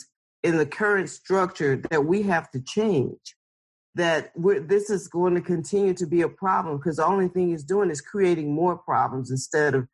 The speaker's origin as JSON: {"language": "English", "area": "Lowndes County", "region": "Alabama", "country": "United States", "said": "I'm from Lowndes County, Alabama"}